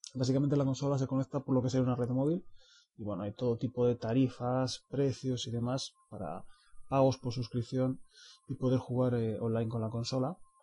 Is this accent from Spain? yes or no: yes; Spain; somos españoles